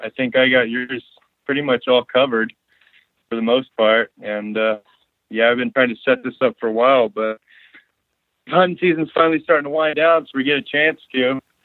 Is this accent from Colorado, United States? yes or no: no; North Idaho, United States; now in King Salmon, United States; I was born and raised in North Idaho